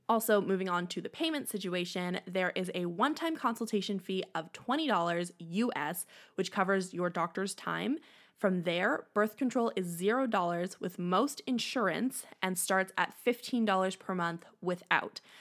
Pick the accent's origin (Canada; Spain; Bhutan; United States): Canada; I am Canadian